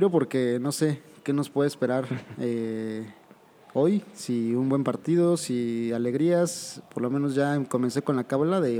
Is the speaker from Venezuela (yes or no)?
no; Argentina; pero como yo soy argentino, porque yo soy nada más